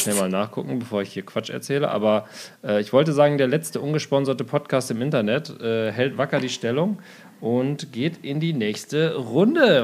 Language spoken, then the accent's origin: German; Osnabrück, Lower Saxony, Germany; now in Berlin, Germany; aus meinem Heimatdorf, aus Osnabrück